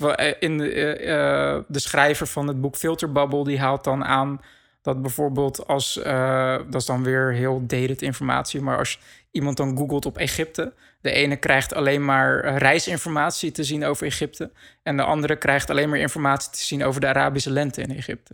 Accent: Netherlands; wij als Nederlanders

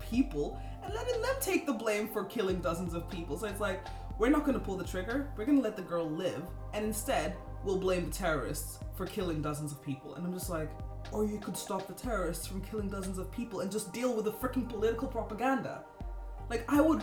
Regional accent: Kenya; I'm from Kenya.

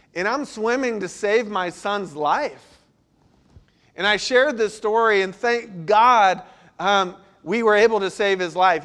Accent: Florida, United States; now in Charleston, United States; I grew up in Florida where tides aren't a big deal

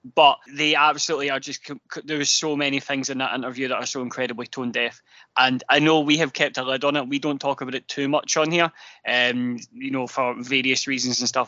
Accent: Glasgow, Scotland, United Kingdom; I am actually from Drumchapel. I grew up in Drumchapel uh, for the first five years

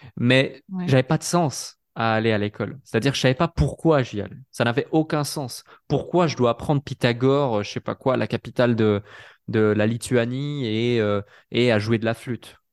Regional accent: Switzerland; je suis suisse

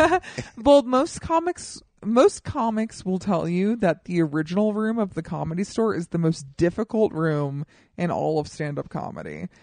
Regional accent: Colorado, United States; now in Los Angeles, United States; I am from Colorado

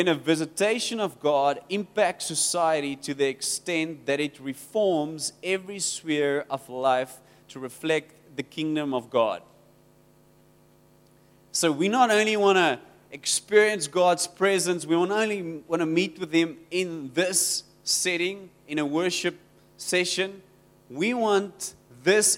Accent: Rawsonville, Western Cape, South Africa; I come from Rawsonville. It's close to Worcester.

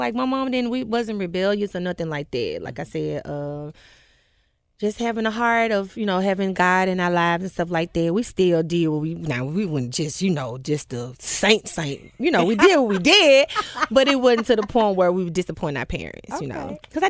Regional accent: Memphis, Tennessee, United States; Born and raised in Whitehaven. West Haven Elementary. Jeter Junior High.

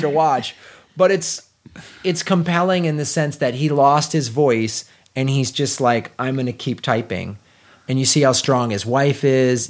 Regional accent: Chicago, Illinois, United States; I grew up in Chicago

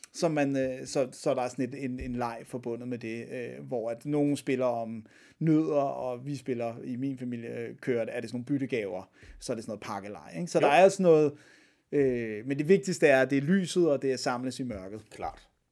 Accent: Denmark; her hjemme i Danmark

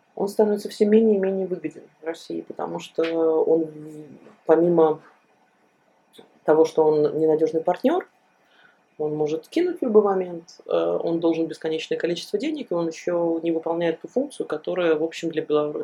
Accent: Belarus; moved away; мы, белорусы, живущие за рубежом

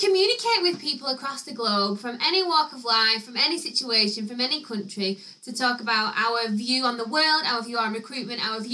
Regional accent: Chorley, North West England, United Kingdom; I come from Chorley

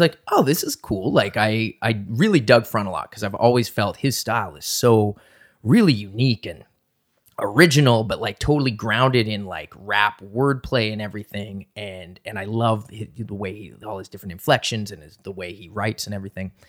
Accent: Halifax, Nova Scotia, Canada; moved away as an adult; also born or lived in Toronto; I grew up in Halifax, and I was kind of back and forth between Halifax and Toronto

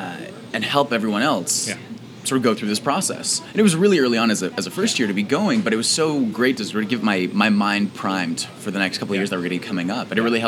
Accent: Phoenix, Arizona, United States; moved away; I grew up in Phoenix

